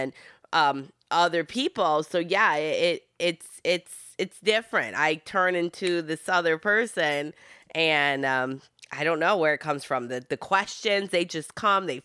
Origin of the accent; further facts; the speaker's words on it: Michigan, United States; first language Italian; English is a second language; I'm from Michigan.